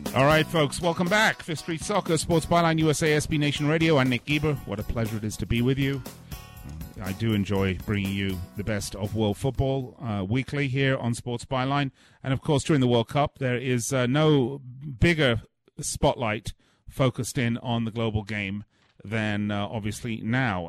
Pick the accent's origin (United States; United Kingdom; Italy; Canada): United Kingdom; England; I'm from England